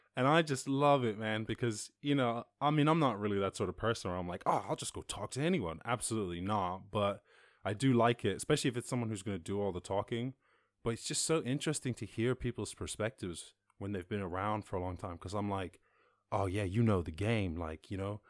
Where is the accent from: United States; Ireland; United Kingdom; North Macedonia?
Ireland; Schull, Munster; I'm from Skull, sir, down in West Cork